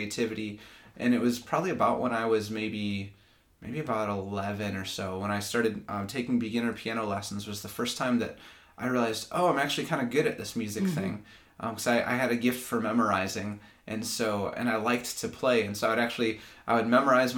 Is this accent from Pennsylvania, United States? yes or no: no; Grand Rapids, Michigan, United States; also born or lived in Lansing, Michigan; I'm from Grand Rapids, Michigan, grew up there, and then I moved to Lansing in 2012 for school